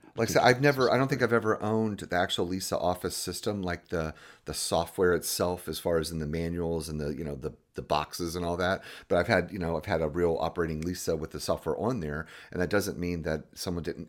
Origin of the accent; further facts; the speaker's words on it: Jacksonville, Florida, United States; I grew up in Jacksonville, Florida